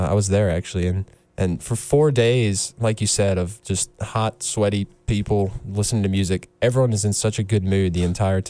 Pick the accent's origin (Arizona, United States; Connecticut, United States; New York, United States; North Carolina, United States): North Carolina, United States; Rocky Mount; That's close to my stomping grounds. I'm from Rocky Mount, so okay, right. I know that Eastern North Carolina area very well